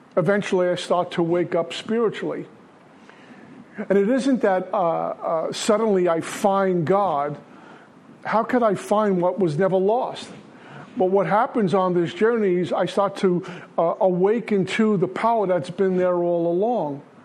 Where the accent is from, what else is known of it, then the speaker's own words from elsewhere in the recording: New York City, New York, United States; I'm from Brooklyn.